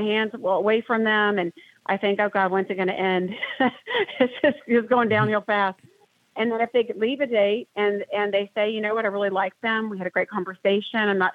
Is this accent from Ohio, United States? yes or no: no; Atlanta, Georgia, United States; I'm from Atlanta